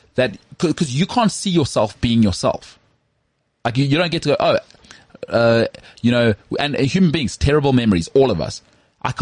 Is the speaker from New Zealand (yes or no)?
no; South Africa; accent: Model C; I've got such a locked-in Model C accent.